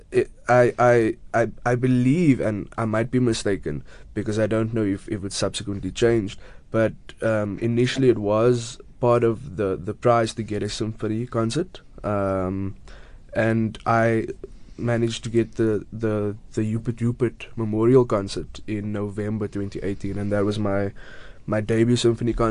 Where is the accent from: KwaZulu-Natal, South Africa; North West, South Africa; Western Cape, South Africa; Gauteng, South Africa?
Western Cape, South Africa; Cape Town; also born or lived in Grassy Park; Originally, I was born, well, I grew up in Retreat, which is, I mean, five minutes away from Grassy Park, and then moved there a few years ago. Um, so, yeah, I'm from the southern suburbs yeah. in Cape Town